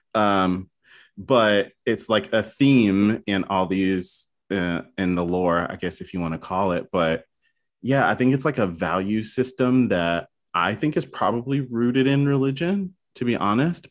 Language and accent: English; the South, United States; moved away; I'm originally from the South